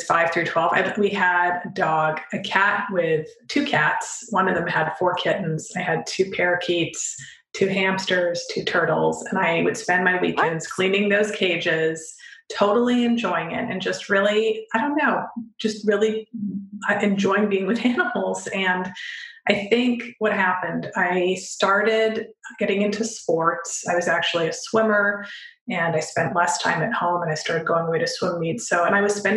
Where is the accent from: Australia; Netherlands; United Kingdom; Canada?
Canada; my dad was from Europe and we grew up in Canada